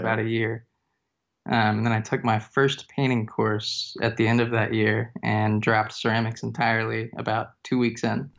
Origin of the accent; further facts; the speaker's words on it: East Texas, United States; now in Fayetteville, United States; From Texas, actually, I'm from East Texas